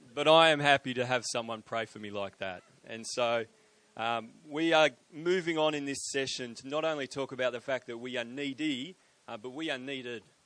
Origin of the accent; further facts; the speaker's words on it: Sydney, New South Wales, Australia; I am from Sydney, uh, but I but I just I just purchased a property in Brisbane